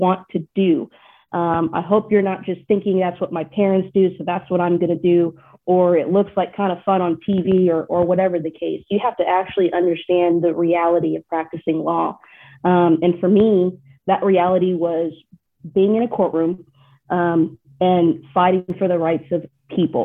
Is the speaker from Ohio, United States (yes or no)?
no; Texas, United States; accent: Texas; my Texas accent really comes out heavier